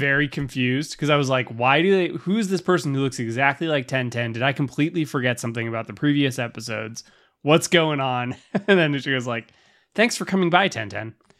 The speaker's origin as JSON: {"language": "English", "region": "Southern California", "country": "United States", "said": "we're from Southern California"}